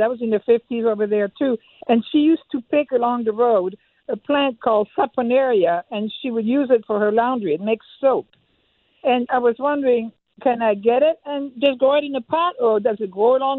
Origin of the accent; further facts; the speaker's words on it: France; now in Overland, United States; I grew up in France by Switzerland